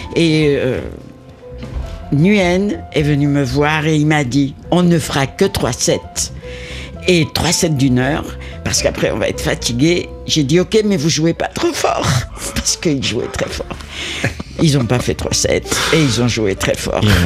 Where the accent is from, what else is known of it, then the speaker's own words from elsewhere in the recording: Spain; now in Paris, France; je suis espagnol, espagnole, j'ai vécu dans la musique sud-américaine euh, euh, et, toute mon enfance